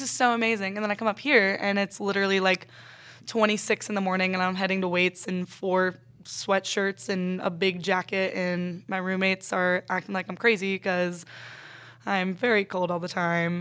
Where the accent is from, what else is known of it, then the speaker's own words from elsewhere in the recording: Ponte Vedra Beach, Florida, United States; moved away as an adult; also born or lived in Reading, Pennsylvania; now in Anderson, United States; I was four, literally turning five, we moved to Pontevedra Beach, Florida